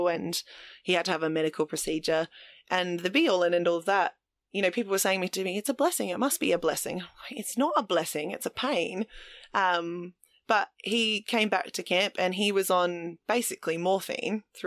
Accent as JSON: {"language": "English", "town": "Adelaide", "region": "South Australia", "country": "Australia", "tie": "born or raised there", "also_born_or_lived": "Mount Gambier", "said": "all of my natural family live in Adelaide and all of the friends that I grew up with in Adelaide were all still there"}